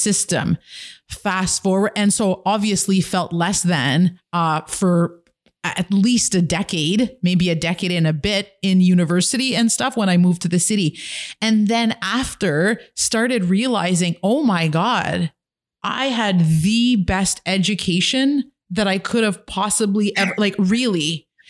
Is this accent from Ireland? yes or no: no; Kitigan Zibi, Quebec, Canada; now in Ottawa, Canada